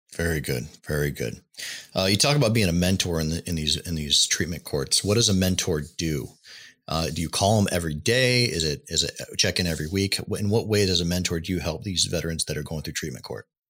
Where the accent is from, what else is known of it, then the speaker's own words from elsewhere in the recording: Washington, United States; moved away as an adult; also born or lived in East Coast; I'm originally from Washington State